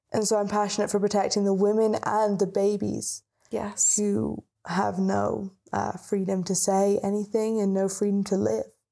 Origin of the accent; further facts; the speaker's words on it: United Kingdom; And when we lived in the UK, because we're British, yes. um, you can't tell by the accent.